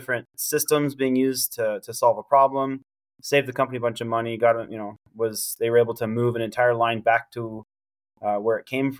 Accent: Camp Pendleton, California, United States; You know, I grew up around the Marine Corps. My dad did 23 years. He retired when I was 9.

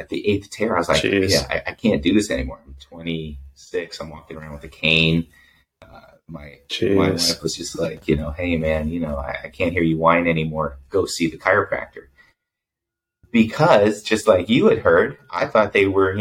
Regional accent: Bay Area, California, United States; I grew up in the Bay Area, so we had a very strong Cantonese community

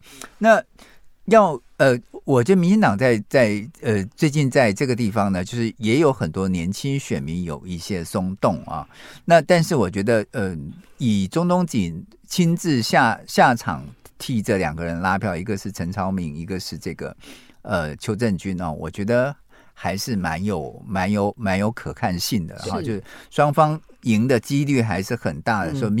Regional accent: Miaoli County, Taiwan; 苗栗国是我的故乡，因为苗栗自成一国，对不对？

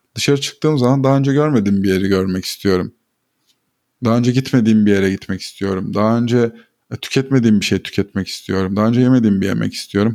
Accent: Black Sea Region, Turkey; also born or lived in Ordu; now in Istanbul, Turkey; Karadenizliyim zaten

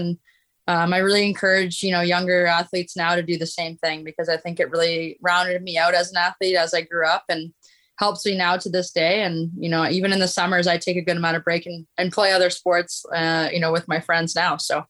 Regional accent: Ottawa, Ontario, Canada; moved away as an adult; now in Toronto, Canada; I grew up in Ottawa, Ontario, which is it's pretty cold in the winter.

